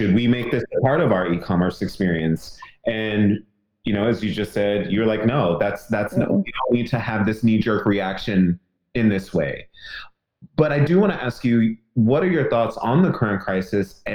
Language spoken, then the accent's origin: English; New York, United States; as a New Yorker